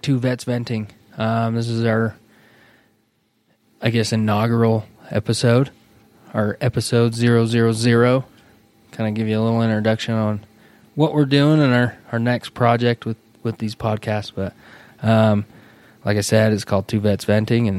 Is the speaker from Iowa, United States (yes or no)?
no; Salt Lake City, Utah, United States; also born or lived in Las Vegas; born and raised in Salt Lake City, Utah.